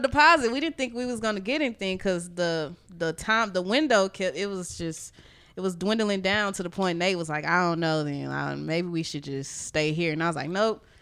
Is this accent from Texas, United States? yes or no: yes; Houston, Texas, United States; I'm from Houston